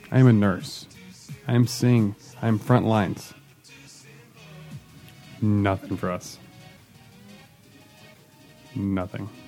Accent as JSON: {"language": "English", "region": "Midwest", "country": "United States", "said": "as a Midwesterner, uh, pages I really appreciate is uh, uh, Charlie Berens, who does the Manitowoc Minute"}